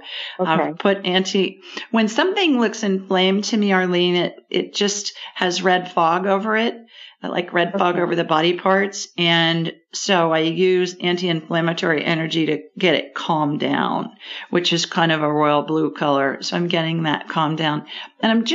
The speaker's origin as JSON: {"language": "English", "region": "Ohio", "country": "United States", "tie": "born or raised there", "also_born_or_lived": "Sioux Falls, South Dakota", "moved": "as an adult", "said": "I grew up in Ohio"}